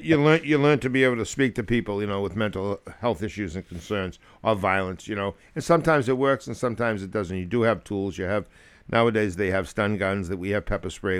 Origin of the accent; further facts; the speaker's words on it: near New Hampshire, Massachusetts, United States; also born or lived in Germany; My hometown is so close to New Hampshire